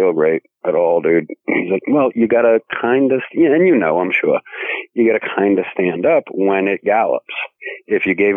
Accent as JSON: {"language": "English", "town": "Boston", "region": "Massachusetts", "country": "United States", "accent": "Bostonian", "said": "I'm from Boston"}